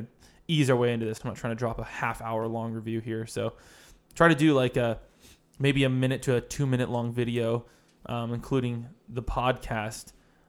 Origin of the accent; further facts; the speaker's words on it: Philadelphia, Pennsylvania, United States; I'm from Philadelphia.